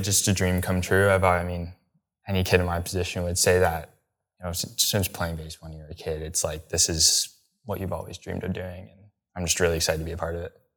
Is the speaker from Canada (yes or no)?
yes; Canada; I'm Canadian